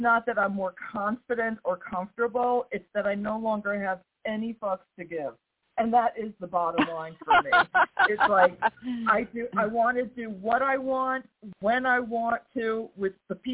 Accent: New York, United States; now in the South, United States; I'm from New York. I live in the South.

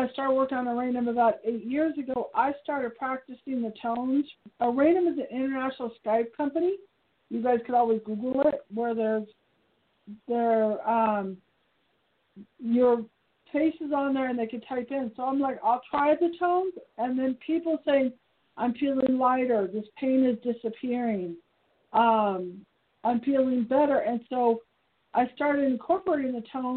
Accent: Piedmont, California, United States; now in Reno, United States; I was brought up in Piedmont, California

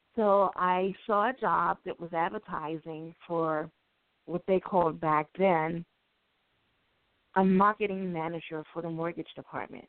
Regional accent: Baltimore, Maryland, United States; I grew up in Baltimore, and as we know, Baltimore right now is the number one murder city

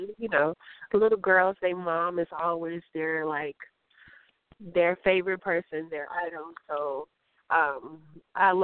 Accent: Chicago, Illinois, United States; now in Los Angeles, United States; I am in my hometown, Chicago.

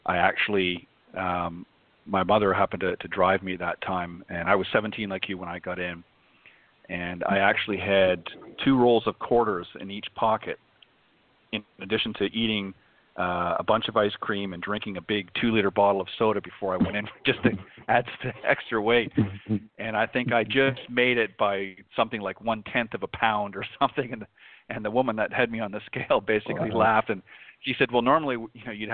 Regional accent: Canada; now in United States; I was born and raised in Canada. I live in the U.S. now

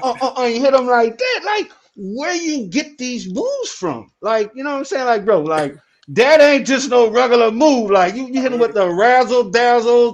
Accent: New Orleans, Louisiana, United States; I'm from New Orleans. You know what I'm saying? Right? I'm from the south

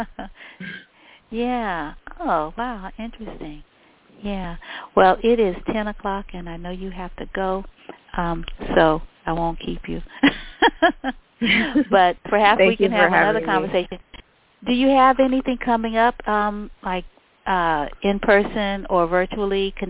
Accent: New Orleans, Louisiana, United States; I'm from New Orleans

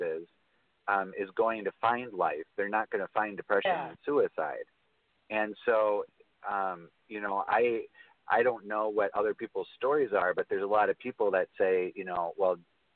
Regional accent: United States; I was born in America

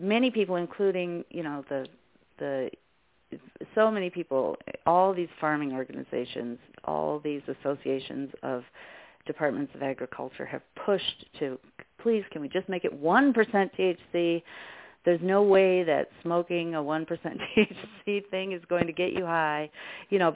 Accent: Colorado, United States; growing up in Colorado

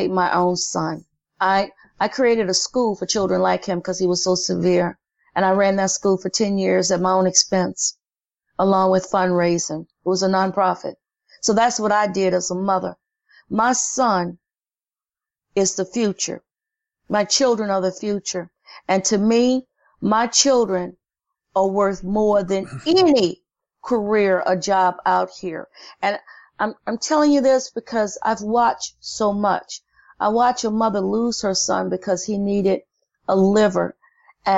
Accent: the South, United States; now in New Orleans, United States; I grew up in the South

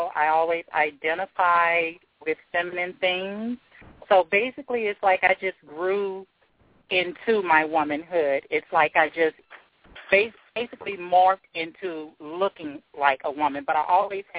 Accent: the South, United States; I was about 17 years old, and it was difficult for my family to accept because I'm from the South and I come from a Christian family. My father is a minister. My grandmother is a minister.

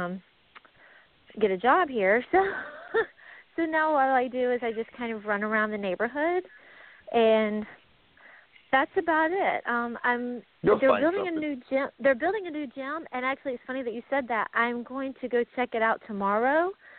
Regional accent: Atlanta, Georgia, United States; I'm from the Atlanta area

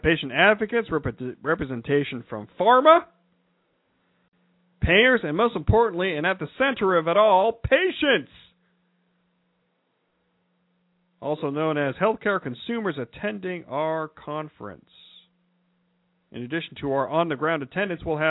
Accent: Ohio, United States; I'm from Ohio

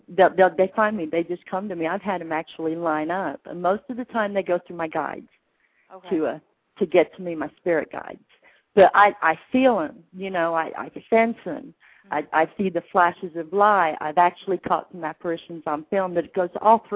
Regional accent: England, United Kingdom; I was born in England

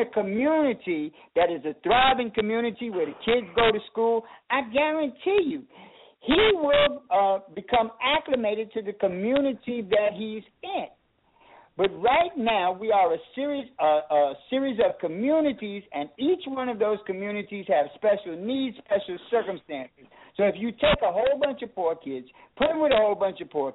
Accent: New York City, New York, United States; I'm born and raised in Harlem

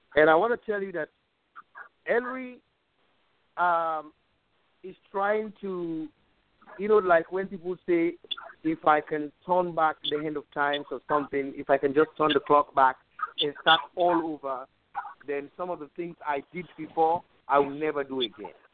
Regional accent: Sierra Leone; moved away as an adult; now in United States; I'm from Sierra Leone.

